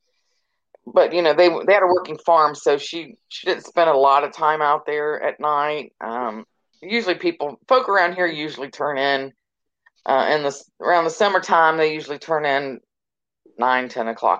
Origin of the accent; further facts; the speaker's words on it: North Carolina, United States; moved away; also born or lived in Ohio; I lived in Ohio for many, many years, and then we decided 4 years ago to move back here, you know, to my home state